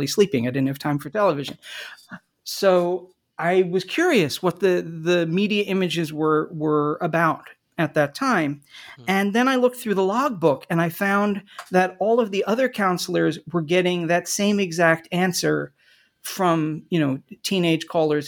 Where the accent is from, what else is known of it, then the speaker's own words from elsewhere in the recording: New Jersey, United States; Well, sure. I grew up in the Philadelphia area in southern New Jersey in the 1970s.